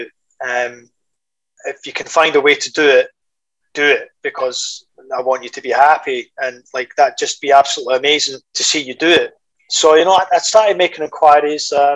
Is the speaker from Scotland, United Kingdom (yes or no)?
yes; Scotland, United Kingdom; I was from Scotland